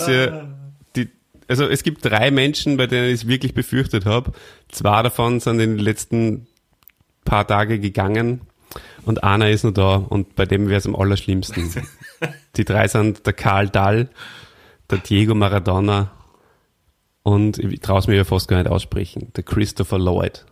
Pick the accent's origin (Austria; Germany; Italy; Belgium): Austria; bei uns in Österreich